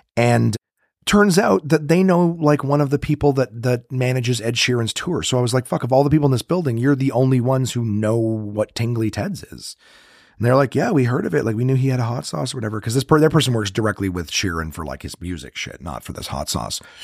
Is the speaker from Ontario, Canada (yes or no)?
yes; Ottawa, Ontario, Canada; I'm from Ro-, in Ottawa.